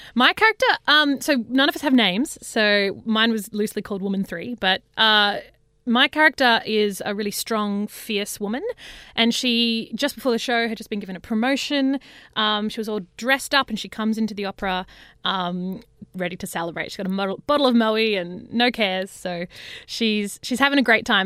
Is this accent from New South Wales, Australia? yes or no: yes; Parkes, New South Wales, Australia; now in Sydney, Australia; I grew up, uh, on a farm, a really big farm out in Parks, which is central West New South Wales